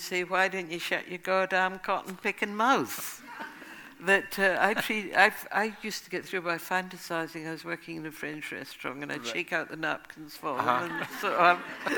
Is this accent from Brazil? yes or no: no; Scotland, United Kingdom; now in United States; I would say I was from England because he didn't know where Scotland was. And they say, how long have you been here in the States? I say, 2 years.